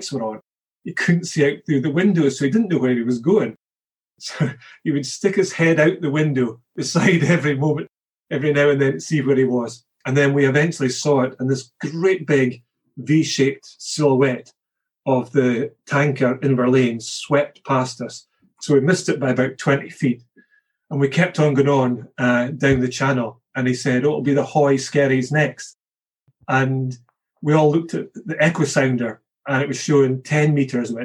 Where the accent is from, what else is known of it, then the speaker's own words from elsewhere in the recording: Scotland, United Kingdom; As a Scotsman